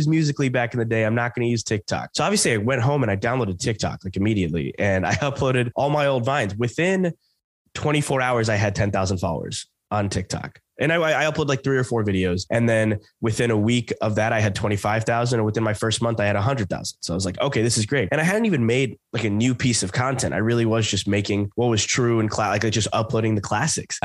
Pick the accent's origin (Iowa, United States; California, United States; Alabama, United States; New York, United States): Alabama, United States; Southern; I grew up in Southern Alabama